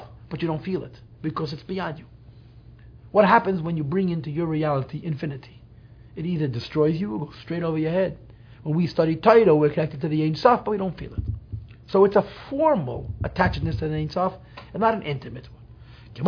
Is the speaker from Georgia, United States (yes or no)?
no; New York City, New York, United States; I grew up in Crown Heights, full of Hungarian Jews.